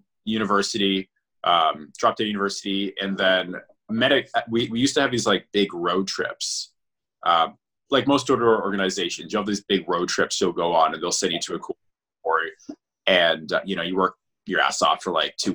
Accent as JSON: {"language": "English", "town": "Brantford", "region": "Ontario", "country": "Canada", "tie": "born or raised there", "said": "I moved back home to Brantford"}